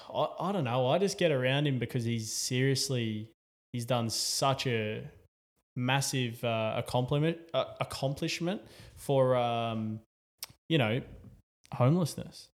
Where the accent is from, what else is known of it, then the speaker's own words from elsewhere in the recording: Newcastle, New South Wales, Australia; as an Australian, as a Novocastrian